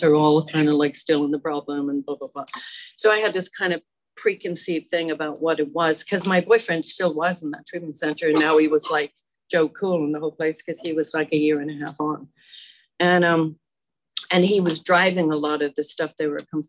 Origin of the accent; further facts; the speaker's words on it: Dublin, Leinster, Ireland; moved away as an adult; also born or lived in Germany; now in United States; I'm from Dublin, Ireland